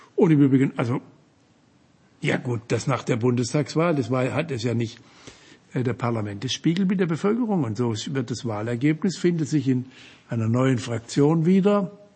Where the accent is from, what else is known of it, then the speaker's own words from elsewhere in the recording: Offenburg, Baden-Württemberg, Germany; meiner Heimatstadt Offenburg